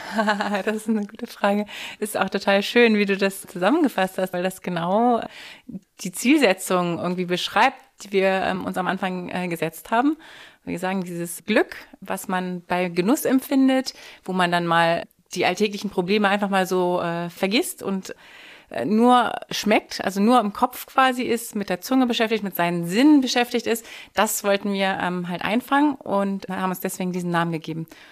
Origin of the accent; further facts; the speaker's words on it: Hanover, Lower Saxony, Germany; moved away as an adult; also born or lived in France / Vienna, Austria; now in Berlin, Germany; bin ich aber dann natürlich nach Hannover gegangen, in meine Heimat